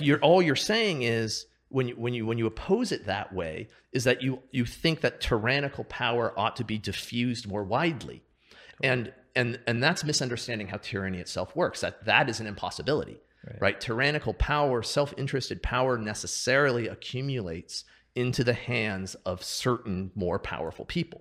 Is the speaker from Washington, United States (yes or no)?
yes; Seattle, Washington, United States; I grew up in Seattle, outside of Seattle